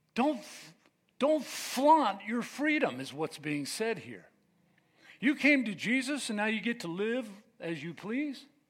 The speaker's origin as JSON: {"language": "English", "country": "United States", "said": "We are American"}